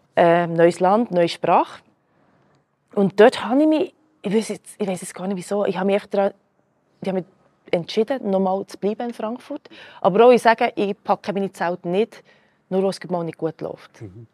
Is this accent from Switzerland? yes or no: yes; Switzerland; first language Croatian; hier geboren, hier aufgewachsen